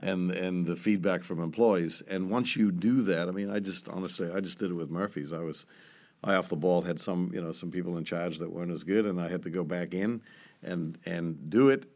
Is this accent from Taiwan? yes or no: no; New Zealand; moved away; I'm from New Zealand